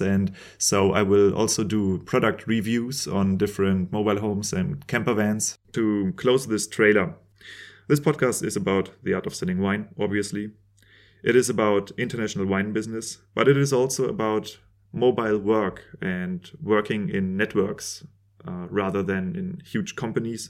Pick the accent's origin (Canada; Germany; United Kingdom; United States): Germany; I'm a winemaker from Germany